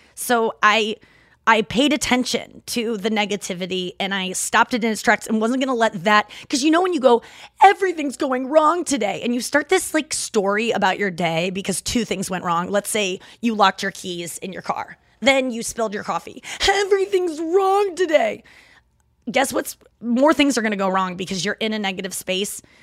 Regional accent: St. Louis, Missouri, United States; accent: Midwest; some people that are not Saint Louisans have said that my Midwest accent is kicking right now

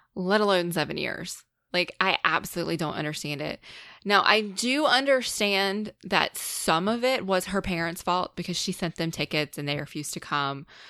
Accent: North Carolina, United States; I am from a small, small town in North Carolina.

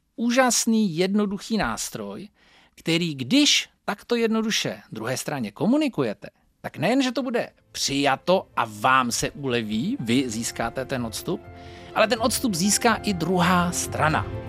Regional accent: Northern Moravia, Czechia; Pocházím ze Severní Moravy

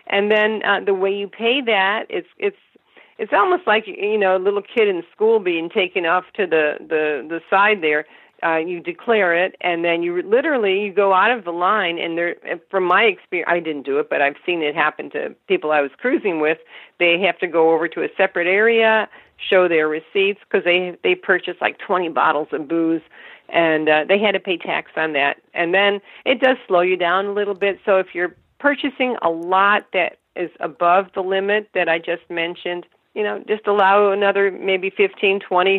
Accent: Nome, Alaska, United States; To tell people I was, and I was born in Nome.

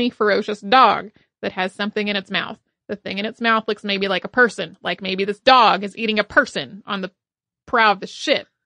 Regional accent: Australia; born or raised there

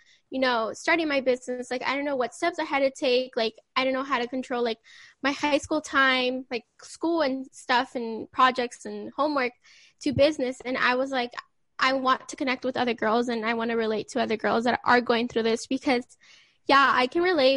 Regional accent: California, United States; I am from California

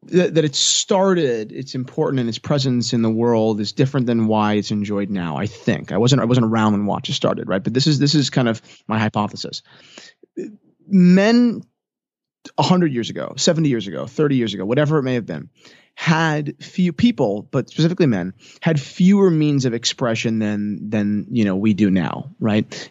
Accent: New Jersey, United States; I'm twenty-two years old. I'm from New Jersey.

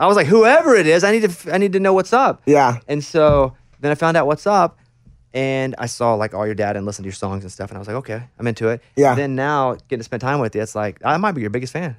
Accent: Arkansas, United States; I'm from Arkansas, a real small town in Arkansas, about 800 people

